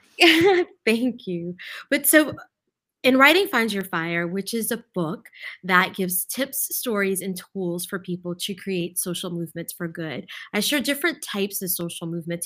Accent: Lafayette, Louisiana, United States; I grew up in Lafayette

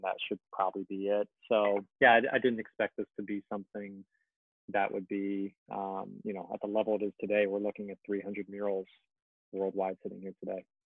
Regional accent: Orange County, California, United States; also born or lived in New York; now in Los Angeles, United States; originally from Orange County, California, born and raised

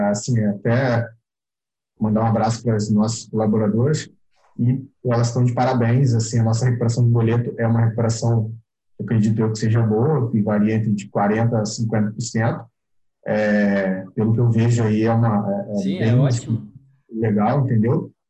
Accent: Rio de Janeiro, Brazil; eu vou mudar, vou pro Rio, eu é, sou do Rio, mas eu sou do interior do Rio, vou pro, pra capital

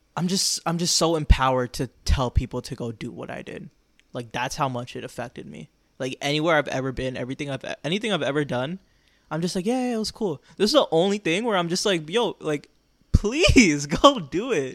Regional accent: Florida, United States; I grew up in Florida. Like, I'm a, I'm a Florida boy

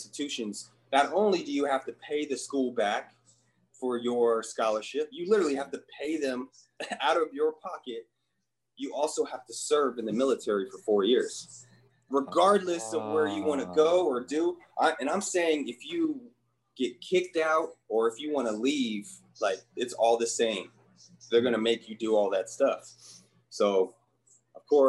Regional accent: Colorado, United States; I grew up in Colorado

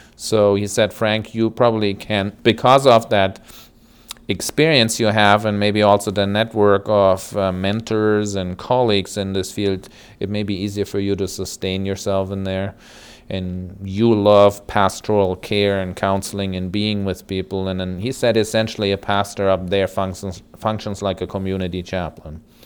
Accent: Germany; moved away as an adult; now in United States; I grew up in West Germany. My family originally was from East Germany.

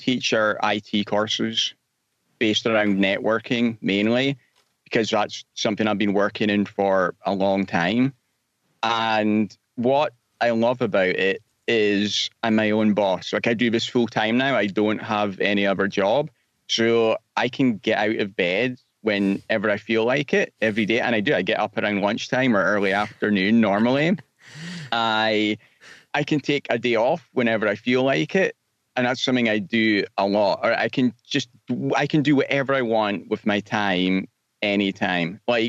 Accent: Scotland, United Kingdom; moved away; Yeah, I'm from Scotland originally, but I've been gone for a long time, so my accent's a bit strange now.

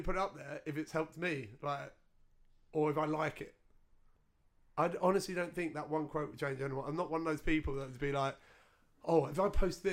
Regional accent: Essex, East of England, United Kingdom; we grew up in Essex

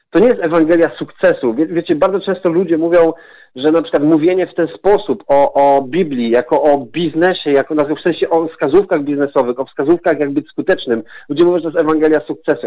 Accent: southern Poland, Poland; pochodzę z południa Polski, jestem takim, można powiedzieć, prawie góralem.

